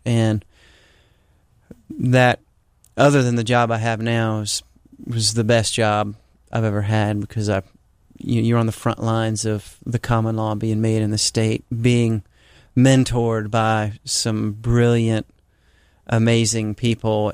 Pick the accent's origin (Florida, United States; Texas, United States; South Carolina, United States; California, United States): South Carolina, United States; Charleston; I grew up here in Charleston.